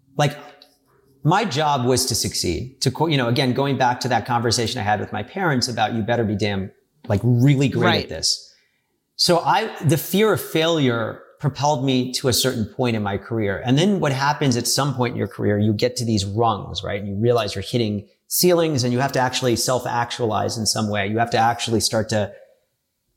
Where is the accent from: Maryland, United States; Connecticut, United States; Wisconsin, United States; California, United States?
Maryland, United States; moved away as an adult; also born or lived in Washington, D.C.; I grew up in Maryland, right outside of D.C.